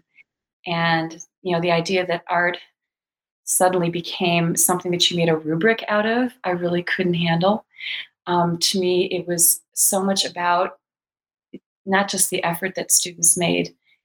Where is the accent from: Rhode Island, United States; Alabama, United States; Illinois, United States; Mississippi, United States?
Illinois, United States; Chicago; I grew up in the Chicago area